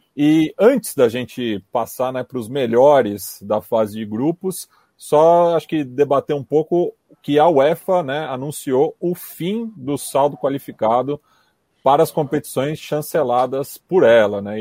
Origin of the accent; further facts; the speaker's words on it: São Paulo, Brazil; eu sou da Zona Oeste